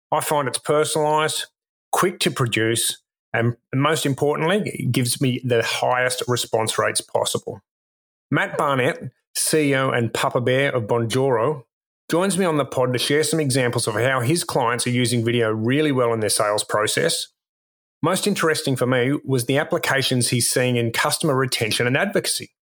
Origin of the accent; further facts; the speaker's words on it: United Kingdom; moved away as an adult; I'm actually British originally. Uh, moved here maybe 10 years ago.